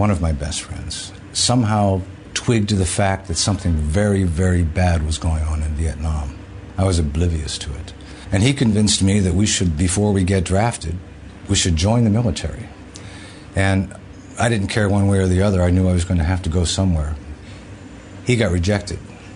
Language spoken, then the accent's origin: English; Pittsburgh, Pennsylvania, United States; I grew up in Pittsburgh, Pennsylvania